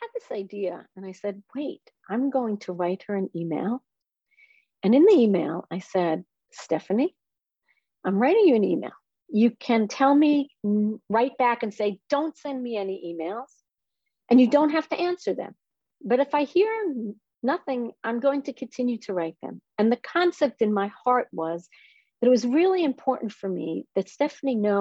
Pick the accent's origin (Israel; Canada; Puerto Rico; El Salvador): Israel; I am from Israel